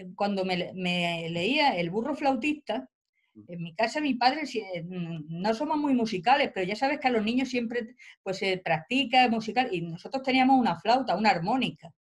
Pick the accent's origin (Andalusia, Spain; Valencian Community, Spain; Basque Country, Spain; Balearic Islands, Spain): Andalusia, Spain; Albox, Almería; now in Granada, Spain; Yo vengo de un pueblo de Almería, de Alboy. Yo ahora doy clase en Granada, pero mi el pueblo donde yo he vivido y he pasado mi infancia es un pueblo relativamente pequeño